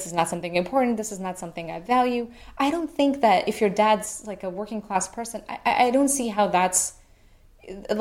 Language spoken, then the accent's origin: English; India; moved away; I grew up in India